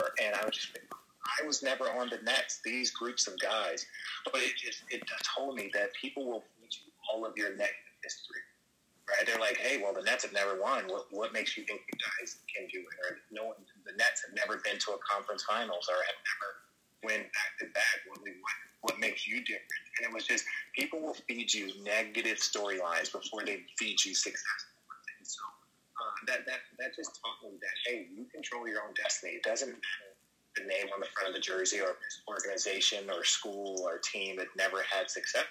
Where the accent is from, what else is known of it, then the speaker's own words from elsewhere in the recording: Phoenix, Arizona, United States; growing up in the Phoenix area